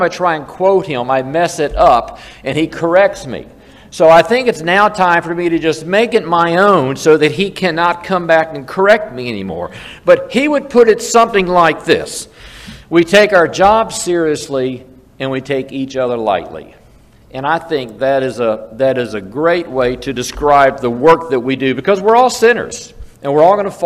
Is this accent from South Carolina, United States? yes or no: yes; South Carolina, United States; I'm from South Carolina